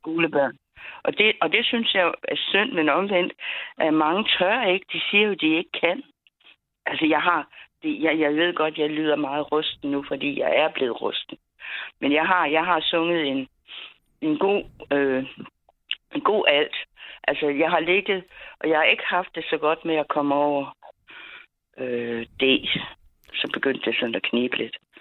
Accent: Funen, Southern Denmark, Denmark; vi kommer fra Fyn

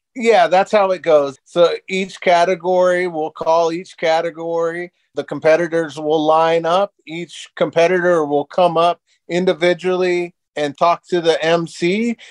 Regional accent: Seattle Tacoma area, Washington, United States; moved away as an adult; now in Las Vegas, United States; I'm originally from the Seattle Tacoma area, and I owned a live music venue in Tacoma.

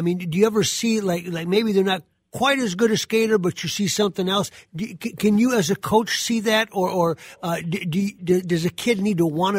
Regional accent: near Mankato, Minnesota, United States; I grew up near Mankato

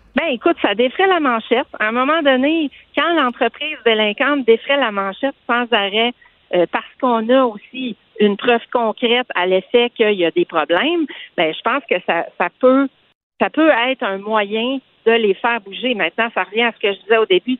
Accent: Saguenay, Quebec, Canada; now in Quebec City, Canada; je suis originaire du Saguenay

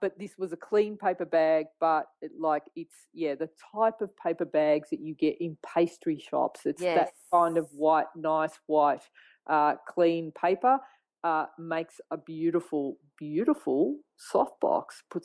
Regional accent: Australia; I'm a photographer from Australia

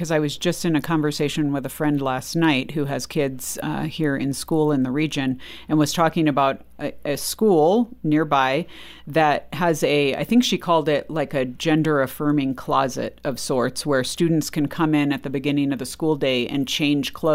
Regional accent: Texas, United States; Well, of course, I'm a Christian, I'm Texan, you know, or whatever.

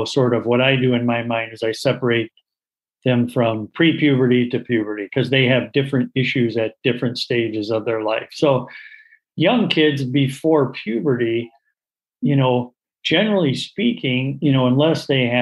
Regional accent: Portage, Michigan, United States; also born or lived in Winston-Salem, North Carolina / Cleveland, Ohio; I grew up in Portage, Michigan, where I practice.

